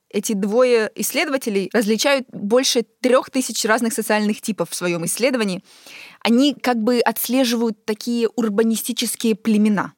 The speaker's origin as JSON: {"language": "Russian", "country": "Ukraine", "also_born_or_lived": "Europe", "moved": "as an adult", "said": "я когда уехала из Украины и э, переехала в Европу"}